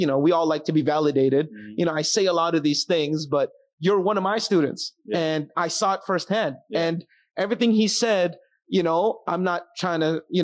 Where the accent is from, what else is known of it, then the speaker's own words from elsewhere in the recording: Philippines; I'm Filipino